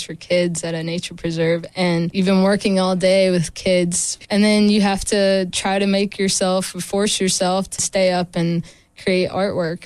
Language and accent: English; Stanly County, North Carolina, United States; moved away as an adult; also born or lived in Asheville, North Carolina; now in Raleigh, United States; I grew up in Stanley County, a small town